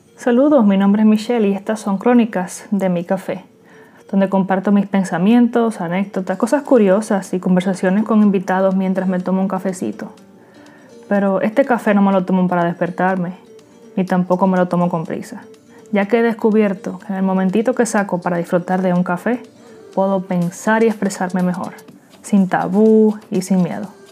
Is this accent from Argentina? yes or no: no; Dominican Republic; moved away as an adult; now in Queens, New York, United States; soy dominicana y actualmente vivo en Queens, New York. Tengo aproximadamente siete años que resido aquí en Estados Unidos